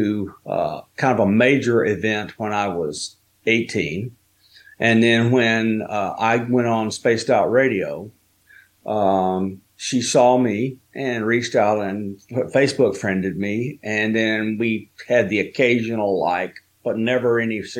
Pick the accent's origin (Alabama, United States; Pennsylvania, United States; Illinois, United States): Alabama, United States; moved away as an adult; also born or lived in Tennessee; when I was 1 year old, we moved from where I was born in Tennessee to where I was live until I was an adult in Alabama